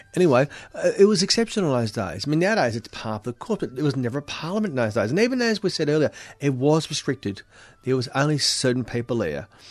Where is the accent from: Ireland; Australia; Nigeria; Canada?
Australia